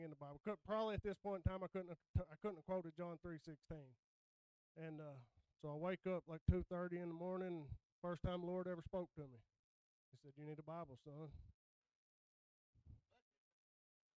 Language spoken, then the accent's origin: English; United States; I was born and raised around Suwannee